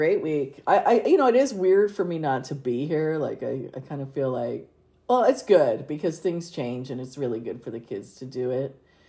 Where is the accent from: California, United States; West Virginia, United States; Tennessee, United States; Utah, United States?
California, United States; the California coast, United States; I grew up on the California coast